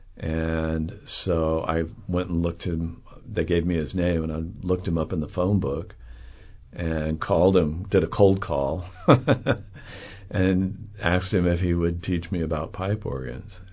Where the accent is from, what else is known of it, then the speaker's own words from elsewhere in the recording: Salt Lake City, Utah, United States; moved away as an adult; also born or lived in London / New York / Oregon; now in Chattanooga, United States; I was raised in Salt Lake City, Utah